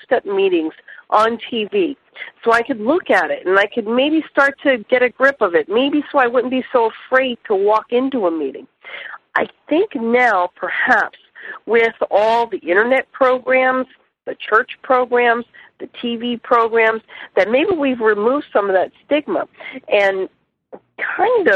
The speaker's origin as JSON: {"language": "English", "region": "New Jersey", "country": "United States", "tie": "born or raised there", "also_born_or_lived": "Miami/Fort Lauderdale/Palm Beaches, Florida", "moved": "yes", "lives_now": "South Florida, United States", "said": "I was raised in New Jersey"}